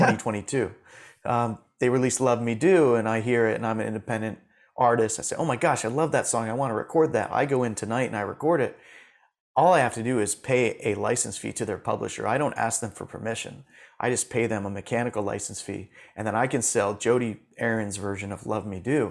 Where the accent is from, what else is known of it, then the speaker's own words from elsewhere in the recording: Safety Harbor, Florida, United States; I grew up in Florida, in Safety Harbor, Florida, which is like a little artsy town near Clearwater, uh, across the bay from Tampa